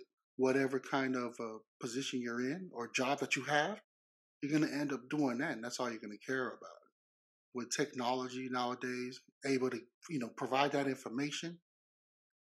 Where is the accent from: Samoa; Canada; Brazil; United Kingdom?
Samoa; moved away; left Samoa because I was tired of just looking east, west, north, south. And all I seen was ocean.